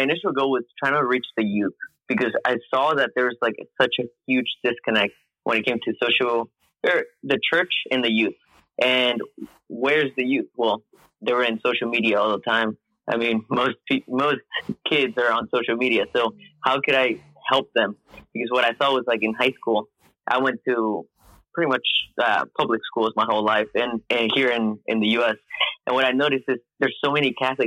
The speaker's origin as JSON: {"language": "English", "country": "Mexico", "moved": "yes", "lives_now": "Houston, United States", "said": "I'm originally from Mexico, but right now I live in Houston, Texas"}